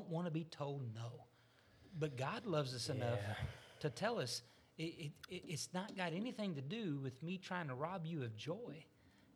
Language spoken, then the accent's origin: English; Arkansas, United States; I was raised in Arkansas